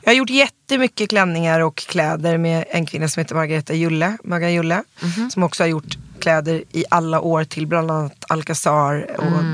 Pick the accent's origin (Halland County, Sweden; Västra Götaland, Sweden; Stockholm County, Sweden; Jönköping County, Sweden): Stockholm County, Sweden; Stockholm; also born or lived in New York; väldigt born and raised. Alltså löjligt born and raised. Jag är kollektiv i Vasastan, uppvuxen